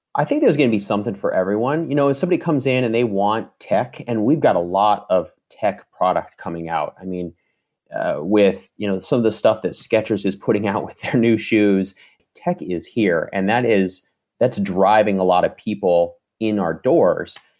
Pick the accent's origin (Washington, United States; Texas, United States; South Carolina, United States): Washington, United States; Seattle; moved away as an adult; now in Detroit, United States; I'm from Seattle